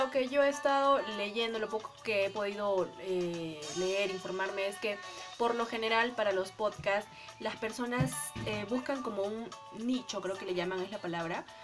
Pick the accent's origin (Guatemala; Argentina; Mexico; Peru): Peru; Arequipa; bueno, nací y crecí en Arequipa, somos arequipeñas al 100%.